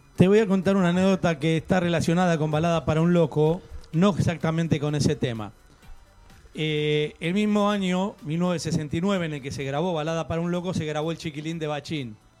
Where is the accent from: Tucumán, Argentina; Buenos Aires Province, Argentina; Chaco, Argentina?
Buenos Aires Province, Argentina; Lomas de Zamora; donde yo nací, en Lomas de Zamora